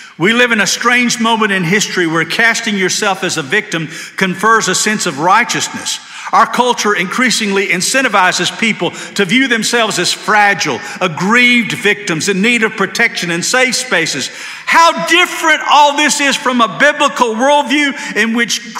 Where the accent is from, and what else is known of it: Georgia, United States; born or raised there; now in Hendersonville, United States